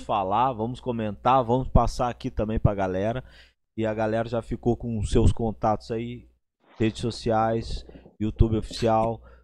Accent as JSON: {"language": "Portuguese", "region": "Rio Grande do Sul", "country": "Brazil", "said": "eu sou gaúcho e eu tomo chimarrão"}